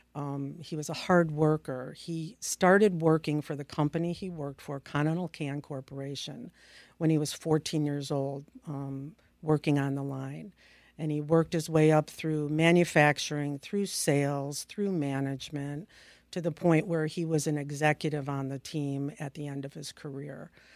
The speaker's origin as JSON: {"language": "English", "town": "Palos Park", "region": "Illinois", "country": "United States", "tie": "born or raised there", "also_born_or_lived": "Upstate New York", "said": "Illinois is my home state. I, um, grew up and graduated from high school in Palis Park, Illinois"}